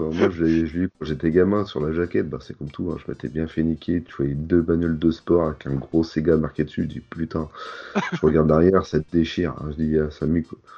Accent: France; On est français, nous, monsieur.

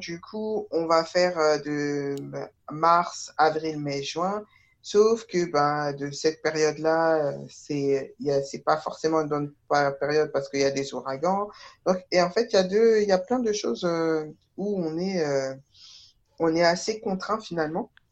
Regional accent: Taverny, Île-de-France, France; je me suis euh, contentée du, bac euh, littéraire à côté de chez moi, à Taverny

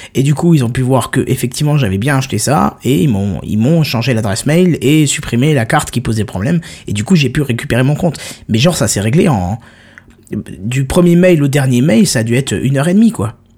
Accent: France; On est français

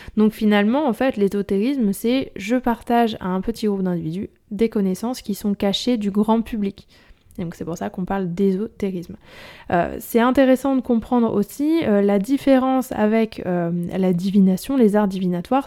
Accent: Nord, Hauts-de-France, France; je suis, je suis du Nord

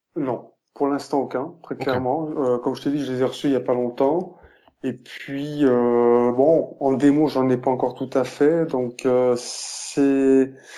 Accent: Switzerland; chez nous en Suisse

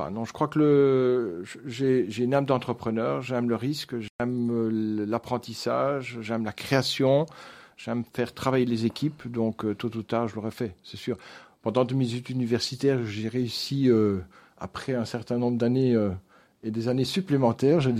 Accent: Wallonia, Belgium; Dans le Brabant wallon. Donc, mes parents étaient fermiers, mais des fermiers qui ont évolué.

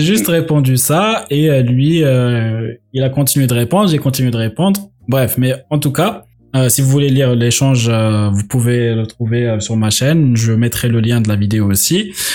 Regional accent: Algeria; moved away; dans les pays musulmans, bah, enfin, en Algérie en tout cas, il y avait l'éducation islamique

